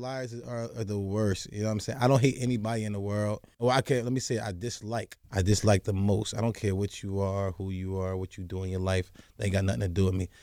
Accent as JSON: {"language": "English", "region": "New Jersey", "country": "United States", "tie": "born or raised there", "said": "growing up in the hood, growing up in New Jersey."}